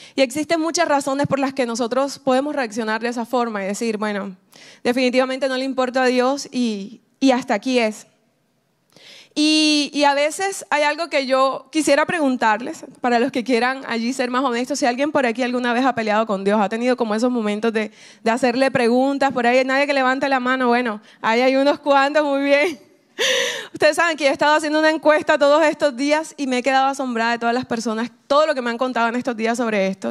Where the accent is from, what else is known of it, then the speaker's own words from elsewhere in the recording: Caribbean coast of Colombia, Colombia; accent: costeño; soy colombiana. Y, dicen, bueno, ¿y por qué no hablas colombiano? Porque soy costeña